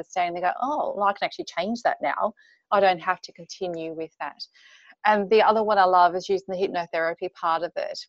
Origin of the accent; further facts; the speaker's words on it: Queensland, Australia; moved away as an adult; now in Anna Bay, Australia; I actually live in Anna Bay. I grew up in Queensland.